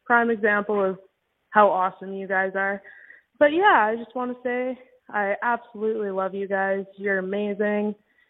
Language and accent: English; Innisfail, Alberta, Canada; now in Victoria, Canada; I am originally from Innisfil, Alberta, the one case that you did on Victoria Shafte. I live in Victoria now